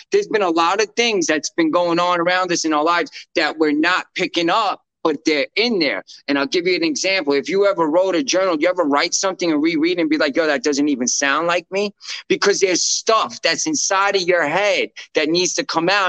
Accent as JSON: {"language": "English", "region": "New York", "country": "United States", "said": "I'm a New Yorker"}